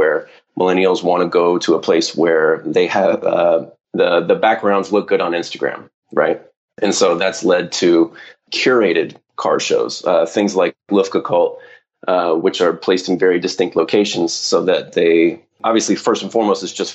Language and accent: English; Southern California, United States